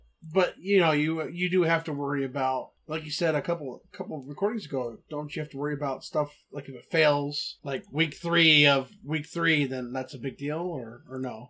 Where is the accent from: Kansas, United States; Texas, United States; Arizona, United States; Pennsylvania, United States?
Texas, United States; I'm from Texas. We call it Coke